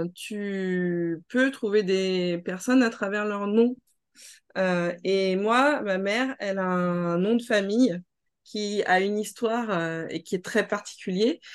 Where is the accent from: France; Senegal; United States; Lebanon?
France; je suis née en Hexagone